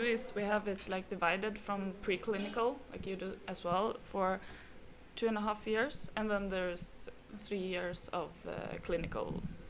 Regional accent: Brazil; also born or lived in Jundiaí, Brazil; I'm from Brazil. I currently live in a city called Jundiaí.

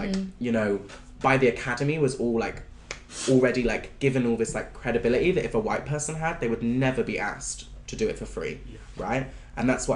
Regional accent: Bristol, South West England, United Kingdom; moved away; I grew up in Bristol, and when I was deciding to leave Bristol

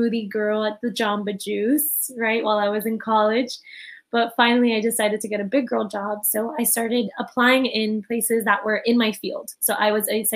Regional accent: Miami, Florida, United States; So I'm born and raised from Miami. So I'm a Miami native

